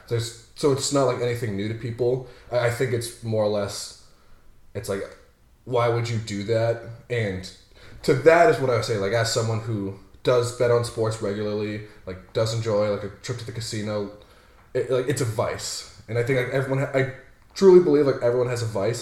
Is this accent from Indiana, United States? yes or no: no; Haverhill, Massachusetts, United States; born and raised in Haverhill, Massachusetts.